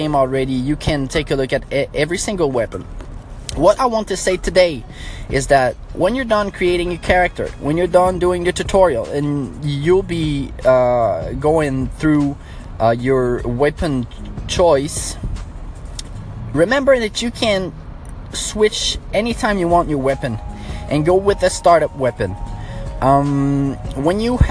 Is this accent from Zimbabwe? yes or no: no; Montreal, Quebec, Canada; accent: French; English is a second language; I have a little French accent because I'm from Montreal, Quebec, Canada